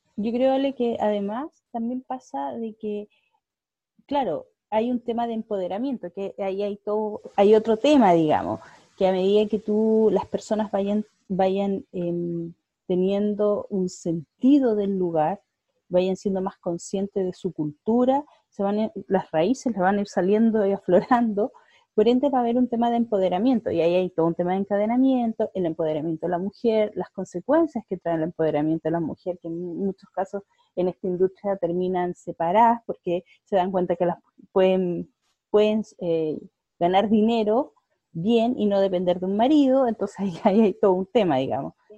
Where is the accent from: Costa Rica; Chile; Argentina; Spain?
Chile; Puerto Varas, Los Lagos; moved away as an adult; also born or lived in Santiago, Chile; crecí en el sur, crecí en Puerto Varas